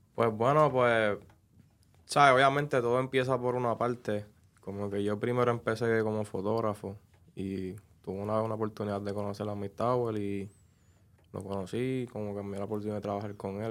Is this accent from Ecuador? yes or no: no; Trujillo Alto, Puerto Rico; de mi pueblo Trujillo Alto